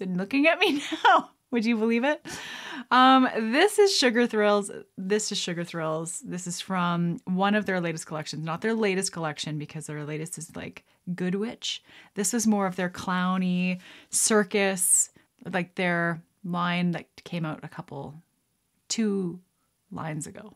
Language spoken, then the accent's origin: English; Canada; I'm a Canadian gal helping my Canadian pals